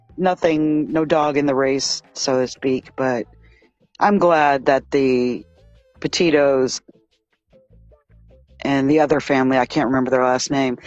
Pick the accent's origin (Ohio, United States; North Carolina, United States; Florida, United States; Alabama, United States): Florida, United States; moved away as an adult; This is my home state.